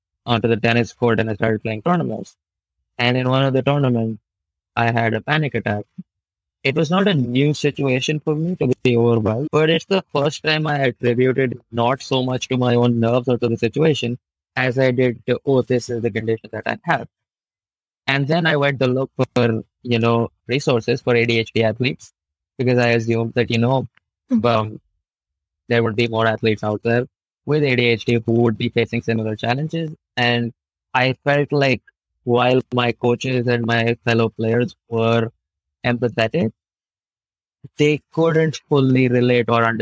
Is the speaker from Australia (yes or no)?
no; New Delhi, Delhi, India; I'm from New Delhi, India